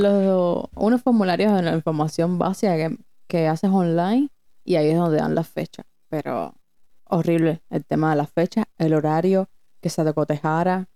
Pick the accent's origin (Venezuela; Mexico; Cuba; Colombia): Cuba; also born or lived in Broward County, Florida; now in Florida, United States; nosotras venimos de Cuba, tampoco es que eso. Venimos de Cuba y en Cuba ni siquiera nos podemos casar.